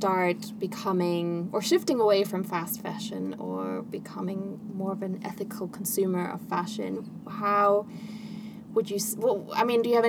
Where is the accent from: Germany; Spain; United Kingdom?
Germany; I'm from Germany